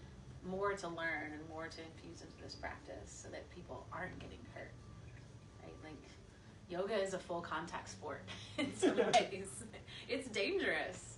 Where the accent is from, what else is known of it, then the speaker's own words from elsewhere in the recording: Abilene, Texas, United States; also born or lived in New York; now in Austin, United States; I grew up in West Texas.